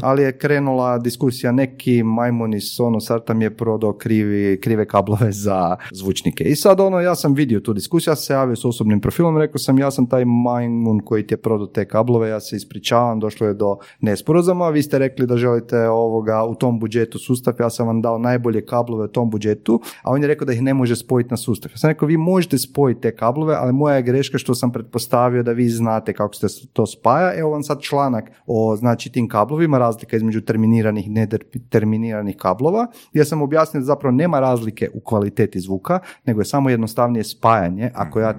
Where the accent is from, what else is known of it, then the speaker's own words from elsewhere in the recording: Croatia; kod nas u Hrvatskoj